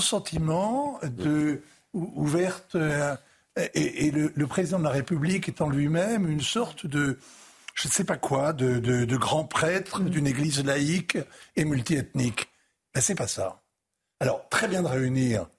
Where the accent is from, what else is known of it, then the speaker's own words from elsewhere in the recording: France; en tant que Français